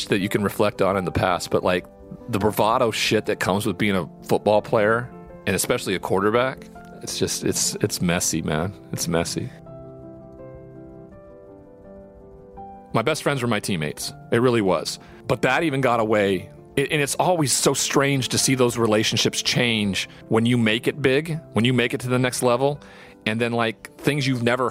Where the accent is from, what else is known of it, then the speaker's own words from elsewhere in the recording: Montana, United States; the Montana paper that I'm from